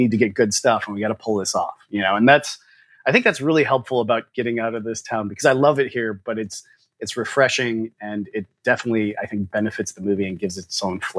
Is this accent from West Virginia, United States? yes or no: no; Michigan, United States; We have the advantage of we're from Michigan.